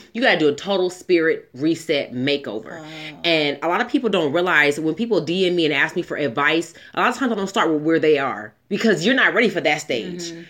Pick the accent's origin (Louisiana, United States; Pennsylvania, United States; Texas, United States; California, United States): California, United States; Southern; I grew up in Southern California mm-hmm. in the 90s.